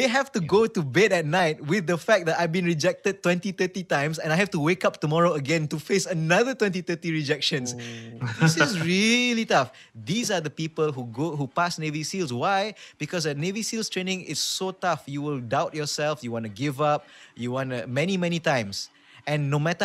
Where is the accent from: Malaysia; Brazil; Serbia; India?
Malaysia; I'm saying this as a Malaysian myself